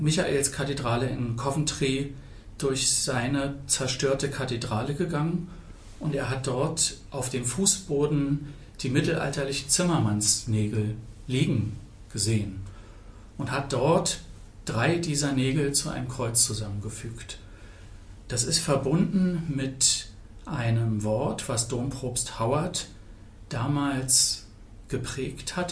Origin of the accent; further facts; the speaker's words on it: Potsdam, Brandenburg, Germany; Ich bin 1968 in Potsdam geboren